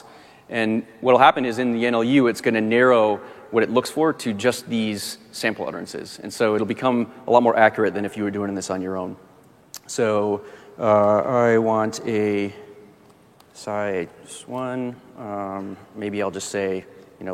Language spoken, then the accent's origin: English; Michigan, United States; I'm from Michigan.